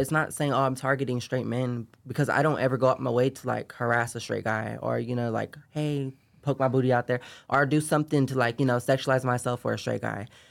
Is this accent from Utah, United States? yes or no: no; Sacramento, California, United States; I grew up in, uh, Sacramento, California